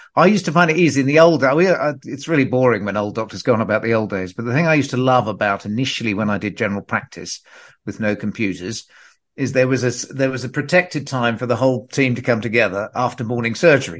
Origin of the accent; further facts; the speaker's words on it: Perth, Western Australia, Australia; I grew up in Perth in Western Australia